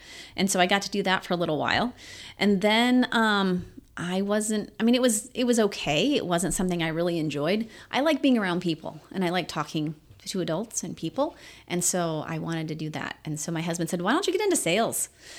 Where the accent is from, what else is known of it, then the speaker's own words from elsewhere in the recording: Roxana, Illinois, United States; moved away as an adult; now in St. Charles County, United States; I worked at an ice cream shop in my hometown.